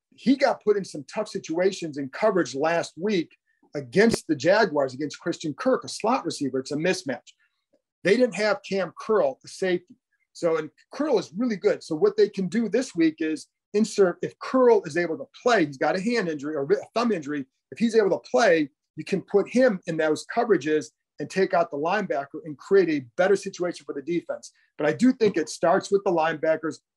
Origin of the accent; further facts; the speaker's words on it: Cleveland, Ohio, United States; moved away; I grew up in the Cleveland area